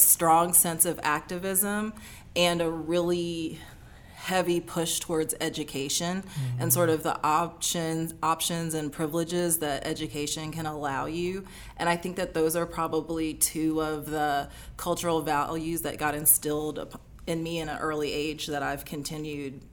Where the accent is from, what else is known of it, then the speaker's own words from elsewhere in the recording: North Alabama, United States; moved away as an adult; also born or lived in upstate New York / New Orleans; I grew up in North Alabama